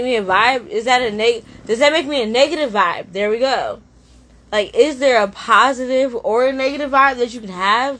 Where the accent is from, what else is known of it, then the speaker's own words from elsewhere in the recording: New Jersey, United States; moved away as an adult; now in Maryland, United States; I'm from Jersey, and I just moved to Maryland like a year ago